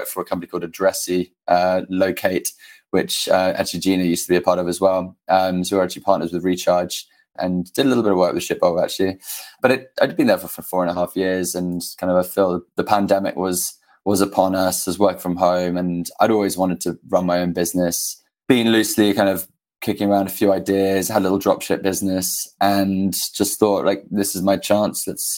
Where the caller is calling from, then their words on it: New York City, New York, United States; I'm calling in from New York City.